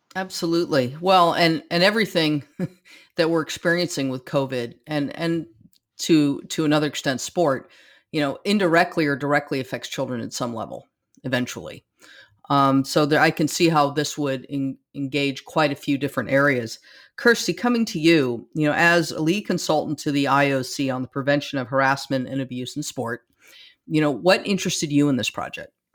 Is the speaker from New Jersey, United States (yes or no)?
no; California, United States; growing up in California